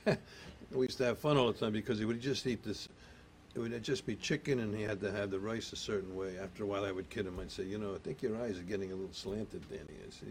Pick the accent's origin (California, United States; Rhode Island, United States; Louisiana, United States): Rhode Island, United States; accent: Rhode Island; now in New Jersey, United States; You know, I'll tell you a quick story if you want about my accent. You know, I did come to Jersey with Park the Car, and first you got to go to church, you know.